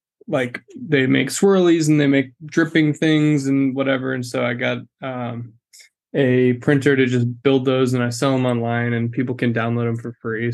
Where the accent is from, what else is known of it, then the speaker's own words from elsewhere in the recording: Austin, Texas, United States; also born or lived in Kentucky; now in Dallas, United States; born in Kentucky, but raised in Austin